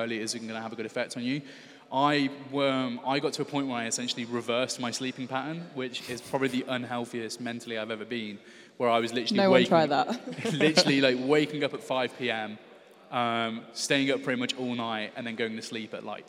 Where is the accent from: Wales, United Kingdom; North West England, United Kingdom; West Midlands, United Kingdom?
West Midlands, United Kingdom; Stourbridge; moved away as an adult; also born or lived in London / Huddersfield; I'm actually from Stourbridge, which is just outside of Birmingham